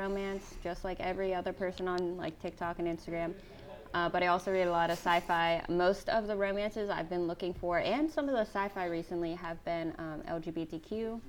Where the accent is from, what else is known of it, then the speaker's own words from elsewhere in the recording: Pennsylvania, United States; moved away as an adult; now in San Diego, United States; I live in San Diego currently. I've been here for about a year. I'm originally from Pennsylvania, but I was in the military, so I've been all over the place, both within the United States and I've been a few places internationally as well.